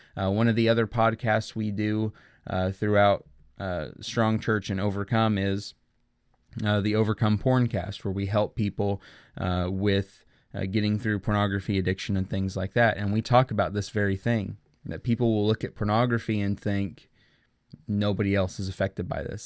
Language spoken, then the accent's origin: English; Oklahoma, United States; the Oklahoma City Thunder, a team who I've been with since they arrived in my home state